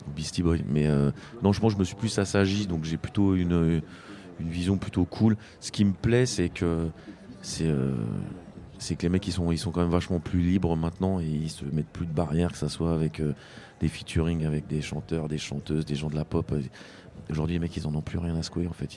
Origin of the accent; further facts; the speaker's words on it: France; moved away as an adult; now in Spain; j'ai quitté la France, je, maintenant, je vis en Espagne